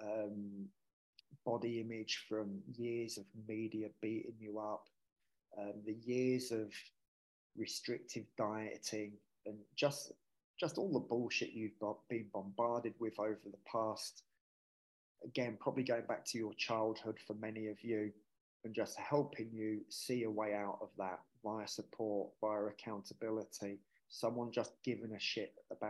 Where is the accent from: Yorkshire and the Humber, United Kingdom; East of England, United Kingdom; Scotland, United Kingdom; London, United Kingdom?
East of England, United Kingdom; Hertfordshire; moved away as an adult; also born or lived in Yorkshire / Marbella, Spain; now in Manchester, United Kingdom; We grew up in Yorkshire until I was 6 years old. And then we moved down to Hertfordshire